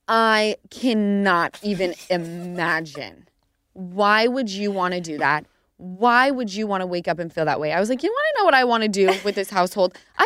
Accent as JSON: {"language": "English", "region": "Utah", "country": "United States", "tie": "born or raised there", "said": "And my area that we grew up in Utah, for some reason, everyone's houses were 5 minutes away."}